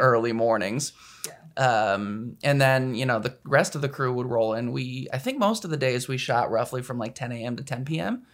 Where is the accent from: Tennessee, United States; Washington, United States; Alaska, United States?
Alaska, United States; Anchorage; moved away; I'm from Anchorage, Alaska, which is not as exciting as it sounds